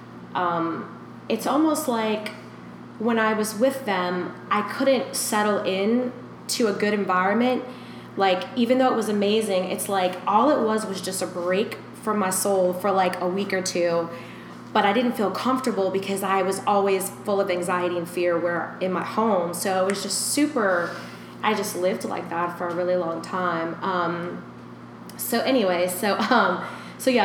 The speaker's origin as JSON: {"language": "English", "region": "Louisiana", "country": "United States", "tie": "born or raised there", "also_born_or_lived": "Nicaragua", "said": "My dad and my mom had me here in Louisiana, and then my mom moved with me in Nicaragua, and I was there for like 3 years, because when I came back here, I couldn't speak English."}